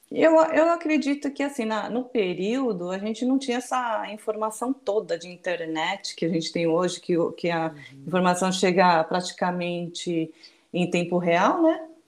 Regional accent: Brazil; also born or lived in Japan; Isso, eu nasci no Japão e migrei para o Brasil com minha família em 73, eu nasci em 71, né?

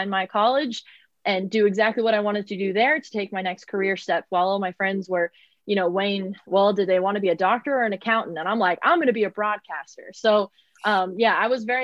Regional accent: Texas, United States; I'm from Texas

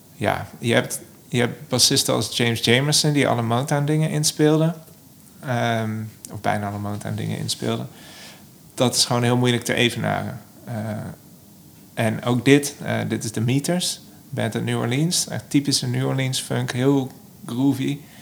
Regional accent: Son en Breugel, North Brabant, Netherlands; also born or lived in Eindhoven; now in Amsterdam, Netherlands; ik kom oorspronkelijk uit Zon

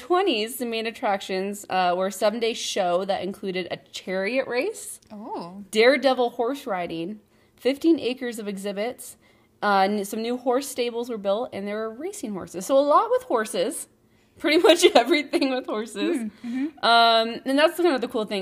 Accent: Puyallup, Washington, United States; it's from my hometown. And it's called the Puyallup Fair.

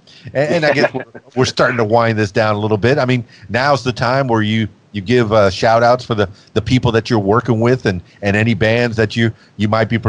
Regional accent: Florida, United States; And then the reggae, as I'm growing up in the Florida Keys, yeah, definitely have a feel.

